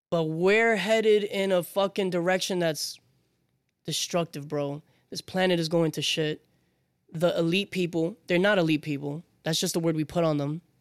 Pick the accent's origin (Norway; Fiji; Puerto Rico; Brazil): Puerto Rico; I come from Puerto Rico.